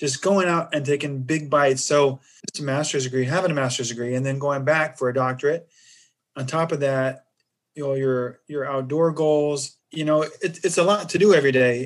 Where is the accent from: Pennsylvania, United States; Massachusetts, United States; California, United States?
California, United States; I'm from California